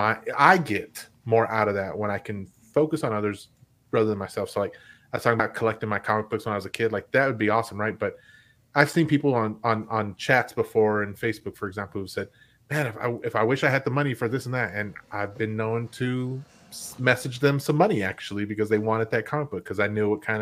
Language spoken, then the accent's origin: English; Lubbock, Texas, United States; moved away; I went to Lubbock. I went back to my hometown